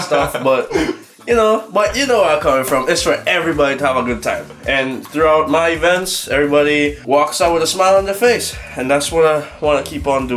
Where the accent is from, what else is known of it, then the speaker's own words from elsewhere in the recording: Trinidad & Tobago; now in Newfoundland, Canada; I'm from Trinidad and Tobago